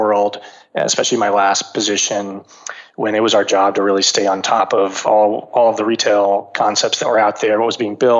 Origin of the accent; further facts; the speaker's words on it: Texas, United States; I grew up in Texas, went to college in the Northeast, came back to Texas